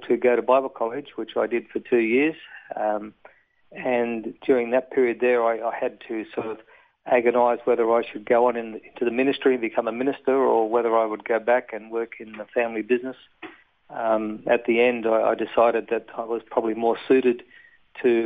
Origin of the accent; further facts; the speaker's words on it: Gosford, New South Wales, Australia; also born or lived in Bathurst, New South Wales; I was born in New South Wales at Bathurst. Parents had a dairy farm down there back in the early 50s, and raised in that area, and then on the central coast of New South Wales, Gosford area. I went to school